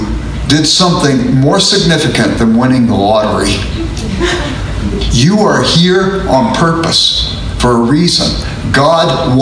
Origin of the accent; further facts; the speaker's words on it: Los Angeles, California, United States; I grew up in South Central Los Angeles